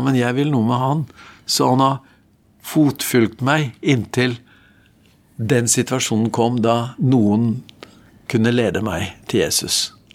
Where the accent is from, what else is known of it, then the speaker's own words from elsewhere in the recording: Norway; Jeg vokste opp i en gudfryktig familie utenfor Oslo